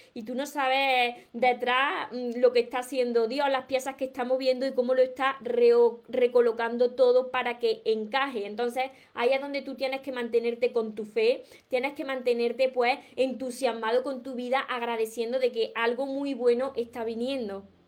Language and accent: Spanish; Córdoba, Andalusia, Spain; pero Córdoba de España, porque yo soy de Córdoba